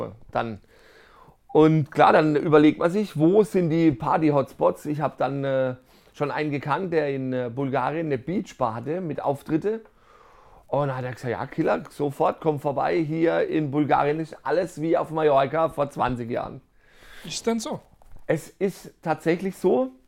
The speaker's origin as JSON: {"language": "German", "town": "Karlsruhe", "region": "Baden-Württemberg", "country": "Germany", "said": "Und sonst ähm, als Karlsruher ein gutes Höpfner Pilz."}